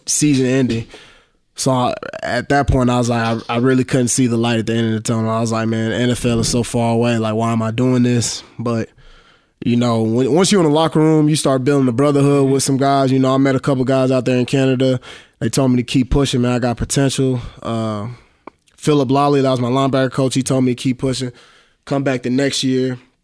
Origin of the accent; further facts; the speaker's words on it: Dallas, Texas, United States; I'm from Dallas